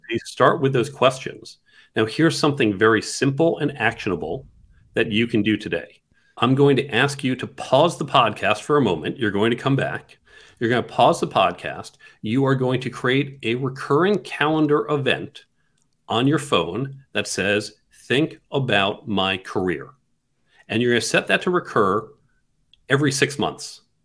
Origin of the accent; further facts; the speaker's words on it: New York City, New York, United States; I come from New York City, live right in Midtown.